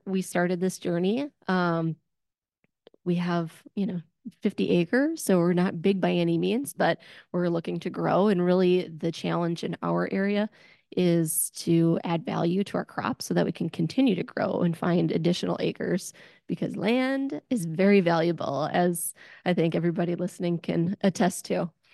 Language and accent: English; Wisconsin, United States; I'm from Wisconsin